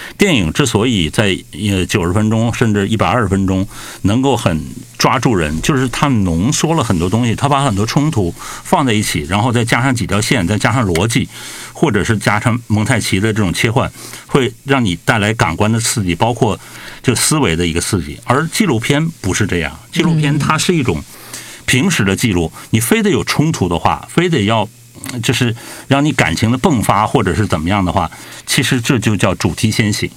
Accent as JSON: {"language": "Chinese", "region": "northern China", "country": "China", "tie": "born or raised there", "moved": "yes", "said": "我小的时候在北方生活"}